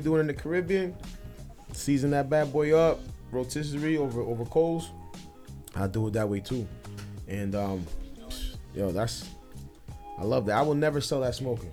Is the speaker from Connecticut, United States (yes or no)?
yes; New Haven, Connecticut, United States; I grew up in Fairhaven in the 80s.